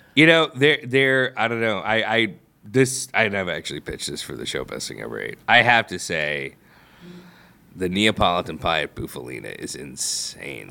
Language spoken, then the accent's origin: English; St. Louis, Missouri, United States; I grew up in Saint Louis